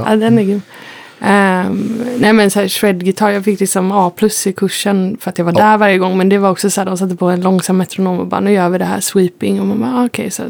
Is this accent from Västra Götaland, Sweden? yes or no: yes; Gothenburg, Västra Götaland, Sweden; accent: West Coast dialect; Jag är från Göteborg.